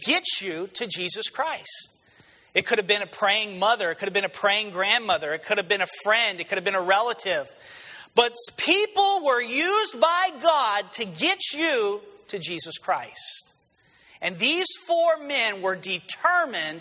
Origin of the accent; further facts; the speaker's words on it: New Mexico, United States; moved away; I was originally from New Mexico